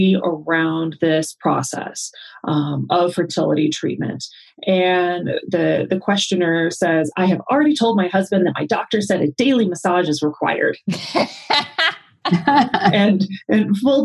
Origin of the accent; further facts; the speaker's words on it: Arizona, United States; I grew up in Arizona